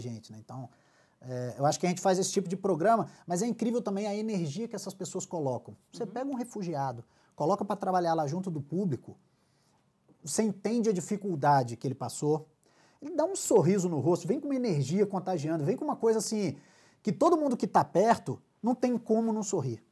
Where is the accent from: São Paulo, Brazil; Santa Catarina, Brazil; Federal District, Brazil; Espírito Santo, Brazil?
Espírito Santo, Brazil; now in Rio de Janeiro, Brazil; eu sou carioca, ou capixaba, perdão, nascido e criado